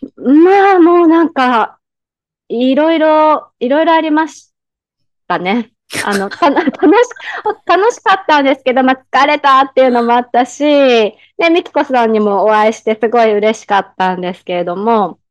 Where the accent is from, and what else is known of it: Japan; now in Thailand